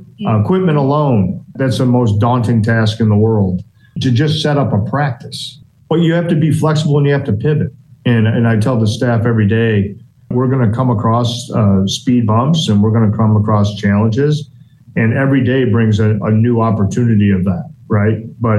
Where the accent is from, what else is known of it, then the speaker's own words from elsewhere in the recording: New York, United States; I'm from New York